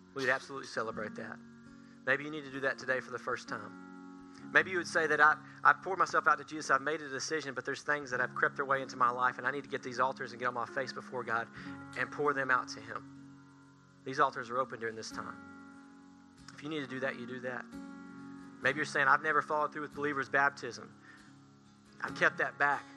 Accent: Tanner Williams, Alabama, United States; I am from Tanner Williams, Alabama

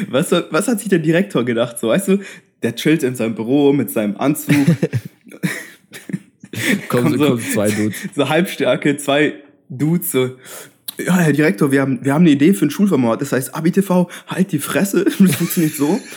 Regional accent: Bavaria, Germany; So, bei uns in Bayern ist es so, du hast ja, äh, musst eine Seminararbeit schreiben.

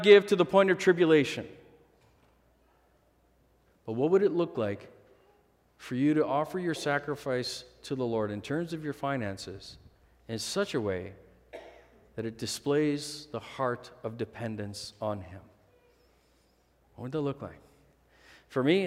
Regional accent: Manitoba, Canada; we grew up in Manitoba housing, low-income housing. When we first moved to Canada, we were on social assistance for the first while

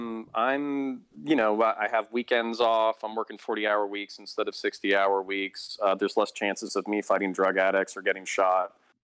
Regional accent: Florida, United States; also born or lived in Belgium / Texas; My background is I grew up multiple places. I lived in Belgium when I was 8 years old. I was raised in the French school system. Got my ass kicked in French until I was 12. Moved to Texas. Moved back to Florida, which is kind of my home state.

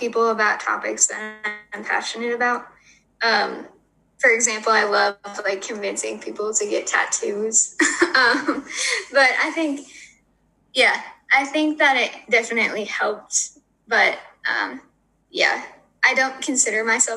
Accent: Granada, Minnesota, United States; moved away as an adult; also born or lived in Fairmont, Minnesota; I am from Grenada, Minnesota, or as I usually tell people because they haven't heard of it, Fairmont, Minnesota

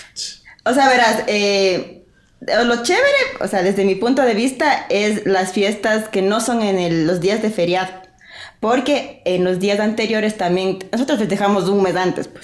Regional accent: Guaranda, Bolívar, Ecuador; yo soy de Guaranda, del centro del Ecuador, la ciudad de los eternos carnavales.

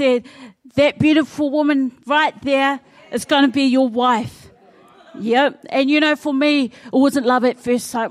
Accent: Wainuiomata, Wellington, New Zealand; moved away as an adult; now in Auckland, New Zealand; I'm originally from Wellington, Wainuiomata

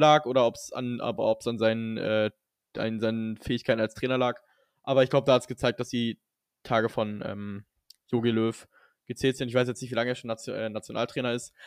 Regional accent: Germany; ich bin Deutscher

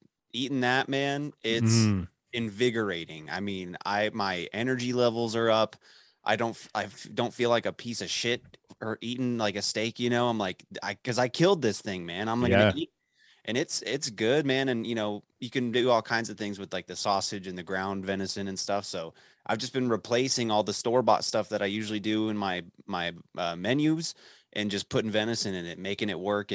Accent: Dallas, Texas, United States; moved away as an adult; now in West Texas, United States; I grew up in Dallas

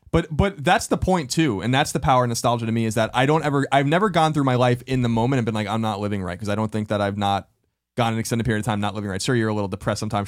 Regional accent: Long Island, New York, United States; moved away; the house I grew up in on Long Island

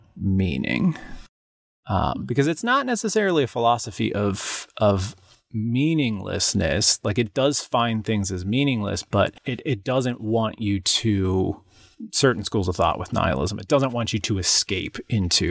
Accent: United States

